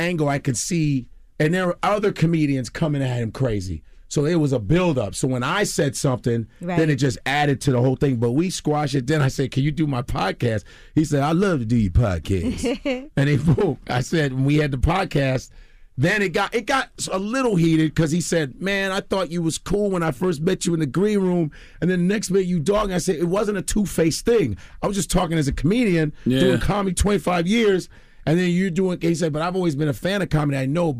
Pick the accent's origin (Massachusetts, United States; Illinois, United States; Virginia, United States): Illinois, United States; Chicago; now in New York, United States; Man, I'm Chicago all day. I just want to let you know I'm Chicagoan, even though I've been in New York for 20 years. I'm a Chicago guy.